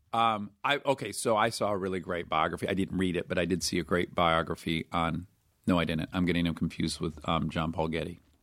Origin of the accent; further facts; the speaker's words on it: Detroit, Michigan, United States; I'm from Detroit where it is gray eight months of the year